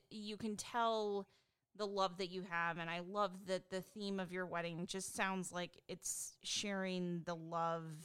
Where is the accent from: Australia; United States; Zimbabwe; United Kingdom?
United States; Pacific Northwest; I'm from the Pacific Northwest